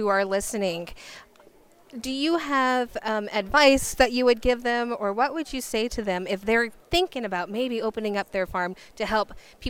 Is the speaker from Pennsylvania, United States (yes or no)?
no; California, United States; being a person from California myself